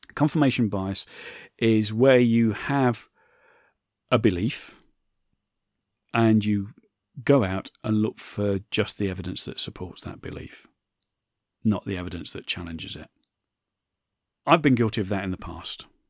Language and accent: English; United Kingdom; I'm British